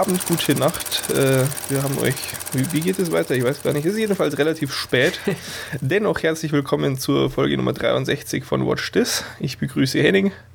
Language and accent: German; Burghausen, Bavaria, Germany; moved away; meiner alten Heimatstadt in Burghausen